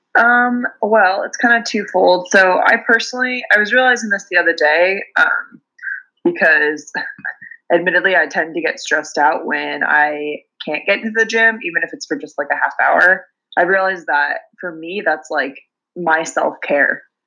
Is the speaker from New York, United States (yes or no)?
no; Pullman, Washington, United States; also born or lived in Seattle, Washington / New Zealand; I grew up in Eastern Washington, a tiny little town called Pullman.